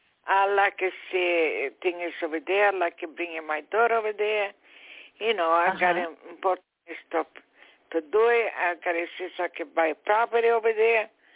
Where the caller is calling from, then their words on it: New York, United States; a caller from New York.